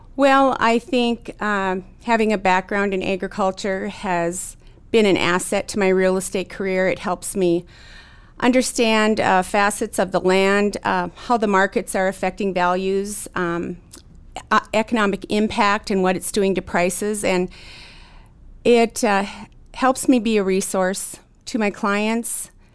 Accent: Williston, North Dakota, United States; I was born and raised in Williston, North Dakota.

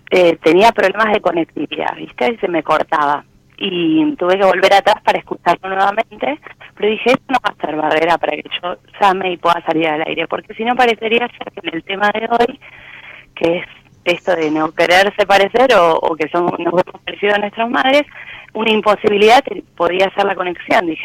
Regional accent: Florencio Varela, Buenos Aires Province, Argentina; De Florencio Varela

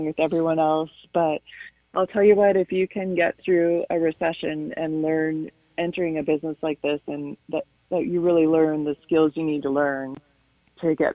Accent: Chicago, Illinois, United States; moved away as an adult; now in Idaho Falls, United States; I'm from the Chicago area

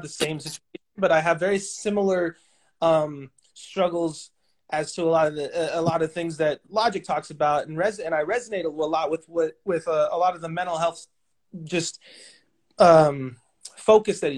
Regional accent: Los Angeles, California, United States; now in Portland, United States; I'm from Los Angeles, California. Mm-hmm. I reside in Portland, Oregon, but I grew up in L.A.

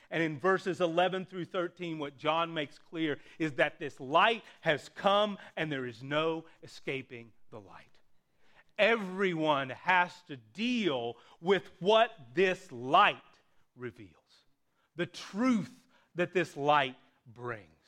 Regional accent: Appalachia, United States; my hometown, a small rural hometown in Appalachia

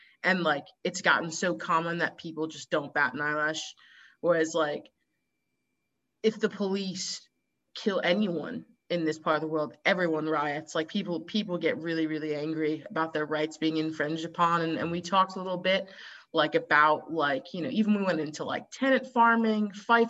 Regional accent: Connecticut, United States; moved away as an adult; also born or lived in New York / Austin, Texas; now in Netherlands; I was born in New York. I was raised in Connecticut.

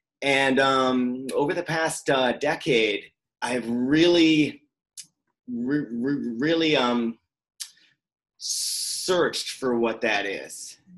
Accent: Vancouver, British Columbia, Canada; also born or lived in Florida, United States / Maine, United States / Prince Edward Island, Canada; I grew up all over. So I was born in Florida. From Florida, we moved to Maine, from Maine to PEI, then from PEI back to Maine, and then to Vancouver. And I went to high school here.

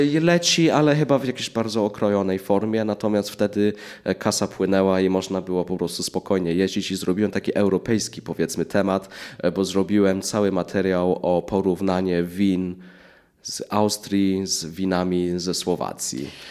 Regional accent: England, United Kingdom; moved away as an adult; now in Poland; urodziłem się w Anglii, mieszkałem w Anglii 21 lat, no i w Polsce jestem od 15

